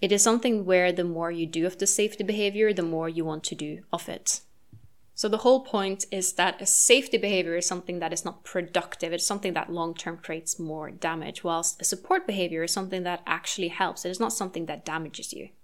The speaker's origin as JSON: {"language": "English", "country": "Norway", "moved": "yes", "said": "my home country of Norway"}